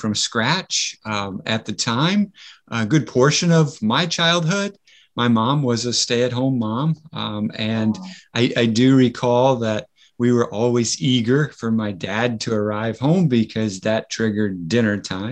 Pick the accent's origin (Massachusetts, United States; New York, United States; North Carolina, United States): Massachusetts, United States; outside of Boston; I grew up living outside of Boston.